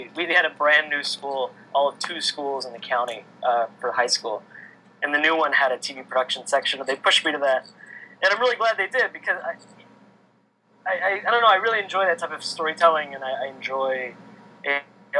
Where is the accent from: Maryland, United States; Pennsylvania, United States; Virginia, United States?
Maryland, United States; Kent Island; I'm originally from the Eastern Shore of Maryland.